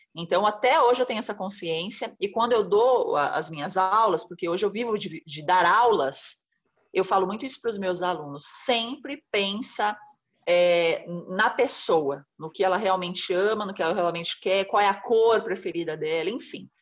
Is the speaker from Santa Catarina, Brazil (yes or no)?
yes; Santa Catarina, Brazil; also born or lived in São Paulo; now in Embu das Artes, Brazil; Eu sou catarinense, já morei em vários lugares em São Paulo